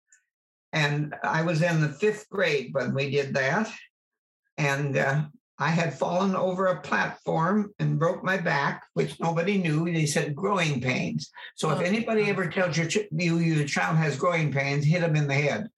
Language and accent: English; Oroville, California, United States; also born or lived in Idaho / Folsom, California / Merced Falls, California; we moved from Idaho when I was 4, I think, and my sister was 2. We had a brother 10 years later. We lived in Oroville until I was in the 8th grade.